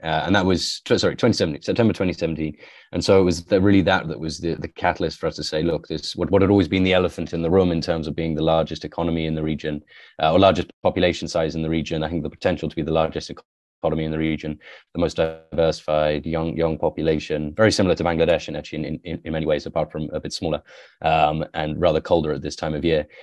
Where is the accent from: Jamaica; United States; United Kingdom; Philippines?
United Kingdom; west of England, near Wales, West Midlands; also born or lived in Iran; I grew up in the countryside, um, in England, so in the west of England, near, near Wales